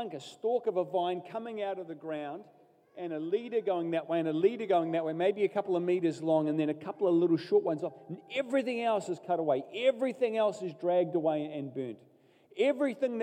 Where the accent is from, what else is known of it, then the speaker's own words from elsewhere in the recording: Katikati, Bay of Plenty, New Zealand; I grew up in Katikati in the Bay of Plenty